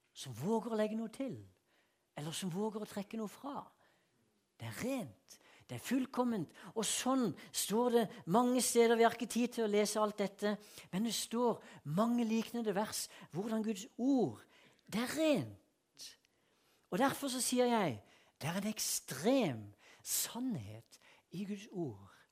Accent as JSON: {"language": "Norwegian", "region": "Sørlandet", "country": "Norway", "also_born_or_lived": "Vennesla / Philadelphia", "moved": "yes", "said": "jeg er fra Sørlandet"}